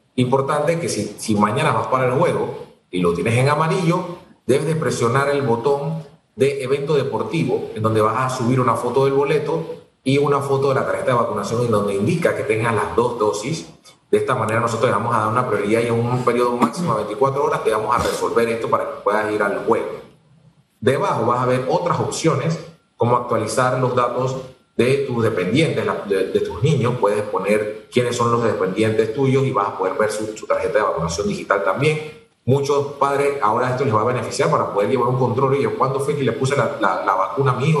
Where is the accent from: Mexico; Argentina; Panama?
Panama; en mi país